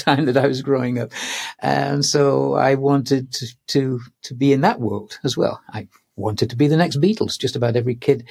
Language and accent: English; Manchester, North West England, United Kingdom; moved away; I'm English. I was born in Manchester